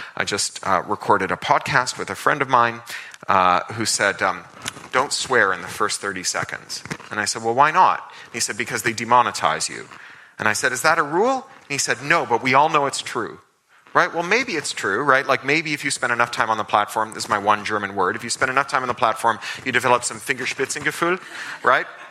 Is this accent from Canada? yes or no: yes; Toronto, Ontario, Canada; when I was a kid growing up in Toronto